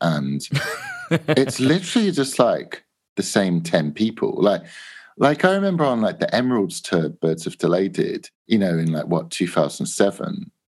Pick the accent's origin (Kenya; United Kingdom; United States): United Kingdom; England; We make cassettes and we're from England.